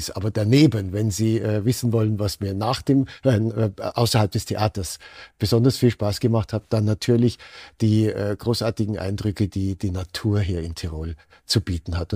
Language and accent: German; Germany; now in Austria; Regeln in Österreich, sind nicht so streng ausgelegt worden wie in anderen Ländern, zum Beispiel in meiner Heimat Deutschland.